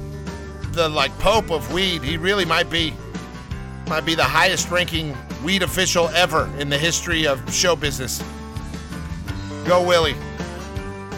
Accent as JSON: {"language": "English", "region": "the South", "country": "United States", "said": "I am from the South. I'm a big old redneck."}